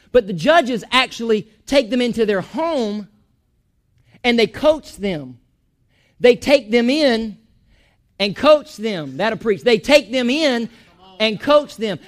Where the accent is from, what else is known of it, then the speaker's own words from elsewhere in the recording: Chiefland, Florida, United States; also born or lived in Georgia; I'm from Chiefland